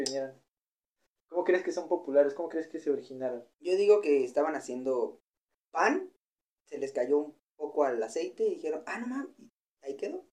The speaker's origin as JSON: {"language": "Spanish", "country": "Mexico", "said": "¿Cómo somos los mexicanos para comer?"}